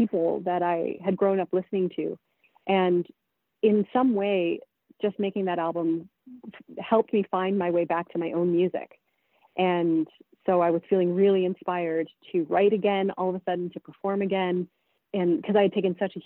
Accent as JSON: {"language": "English", "region": "Prince Edward Island", "country": "Canada", "also_born_or_lived": "British Columbia", "moved": "yes", "said": "I'm from PEI"}